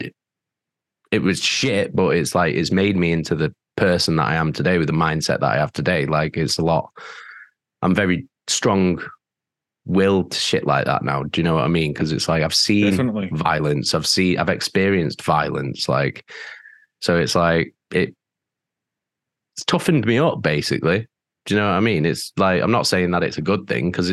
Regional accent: Manchester, North West England, United Kingdom; me and … as well, like, we're from Manchester.

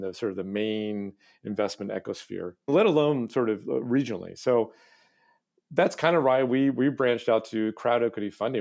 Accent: Hancock County, rural Maine, United States; moved away as an adult; also born or lived in Midwest / Massachusetts; I, I grew up in rural Maine, sort of Hancock County

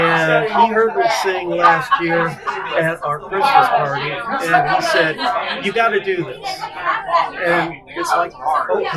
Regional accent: Detroit, Michigan, United States; I grew up in Detroit

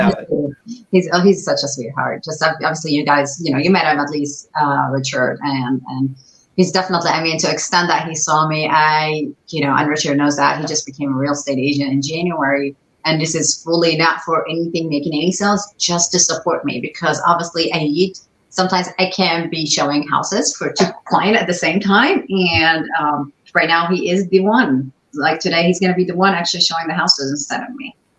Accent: Dubai, United Arab Emirates; English is a second language; moved away as an adult; also born or lived in Ohio, United States; now in United States; I was born lived in Dubai, but I'm not from there

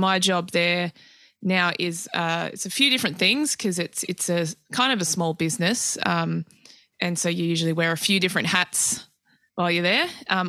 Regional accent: Adelaide, South Australia, Australia; also born or lived in Tasmania / New South Wales; Yeah, I've sort of grown up all over, really. But, I was born in Tassie. My mum's family's all from Launceston. And we moved to northern New South Wales when I was about 3 till 10, and then from Adelaide after that.

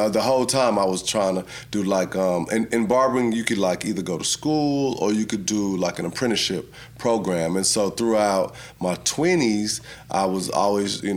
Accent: San Antonio, Texas, United States; originally from, you know, grew up in San Antonio

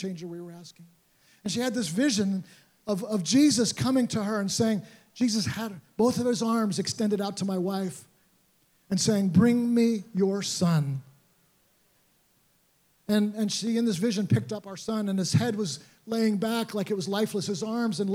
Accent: New York City, New York, United States; I grew up around Teen Challenge. I was a baby when I first went to Brooklyn Teen Challenge in New York City. Grew up around these guys coming and playing basketball on the court with them

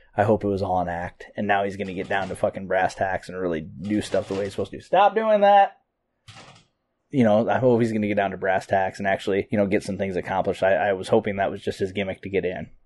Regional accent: United States; I'm an American

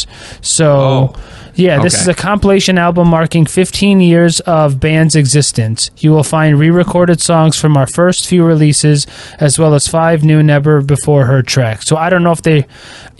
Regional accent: United States; I'm just an American

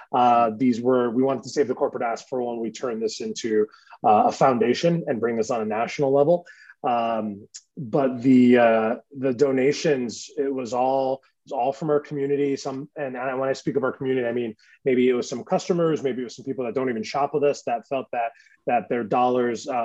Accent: Vermont, United States; moved away as an adult; also born or lived in Boston; growing up in Vermont

